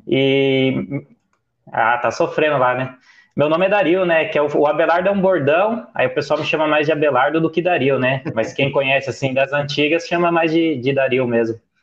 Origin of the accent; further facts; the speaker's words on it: Bragança Paulista, São Paulo, Brazil; eu sou de Bragança Paulista, interior de São Paulo